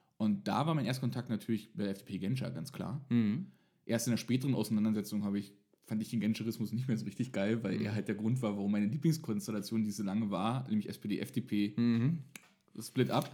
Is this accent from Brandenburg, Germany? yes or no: yes; Frankfurt, Brandenburg, Germany; ich komme aus Ostdeutschland, Frankfurt-Oder